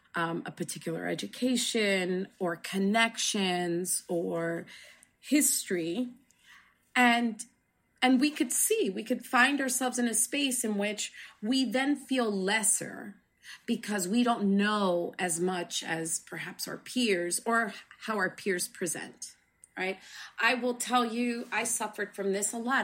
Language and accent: English; New Jersey, United States; I grew up in New Jersey